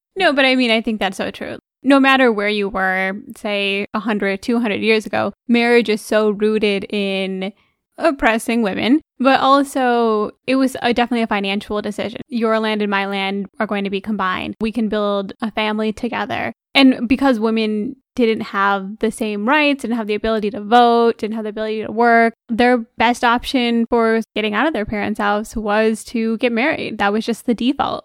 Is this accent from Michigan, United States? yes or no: yes; Michigan, United States; we're born and raised in Michigan